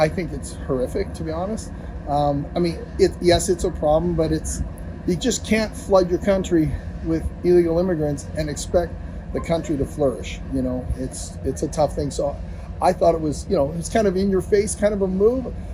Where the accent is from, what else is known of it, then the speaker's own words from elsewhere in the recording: Canada; I'm Canadian. My wife's American